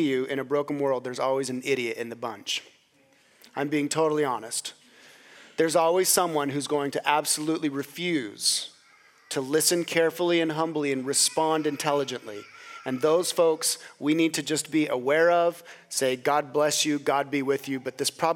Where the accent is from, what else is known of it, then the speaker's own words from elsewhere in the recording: Gooding, Idaho, United States; moved away; the state of my hometown, Gooding, Idaho.